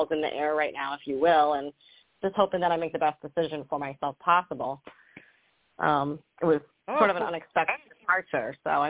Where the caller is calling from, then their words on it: Rhode Island, United States; I'm calling from Rhode Island.